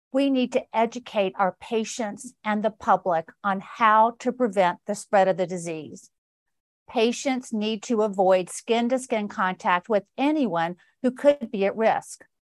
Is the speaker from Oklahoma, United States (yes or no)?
no; Georgia, United States; my home state of Georgia